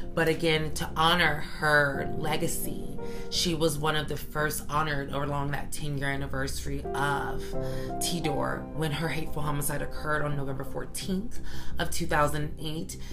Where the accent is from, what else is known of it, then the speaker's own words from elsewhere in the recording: Alabama, United States; growing up in Alabama, where I'm also from